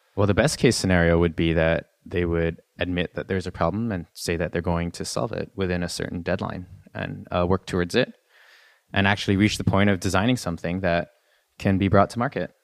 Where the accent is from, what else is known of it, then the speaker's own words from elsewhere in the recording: Canada; I'm Canadian. I'm not, uh, I'm not American